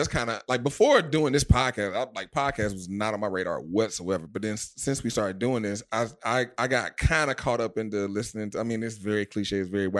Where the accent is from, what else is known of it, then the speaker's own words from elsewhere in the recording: Atlanta, Georgia, United States; also born or lived in Nashville, Tennessee; now in New York, United States; I'm originally from Atlanta.